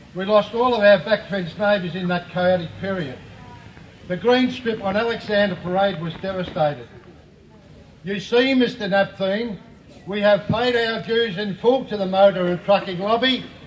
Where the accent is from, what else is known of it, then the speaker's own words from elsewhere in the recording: Melbourne, Victoria, Australia; I love Collingwood. I was born in Collingwood 70 years ago.